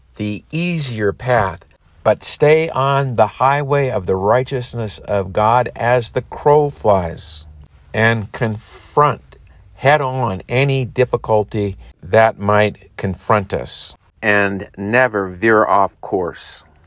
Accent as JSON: {"language": "English", "country": "United States", "said": "as American parents"}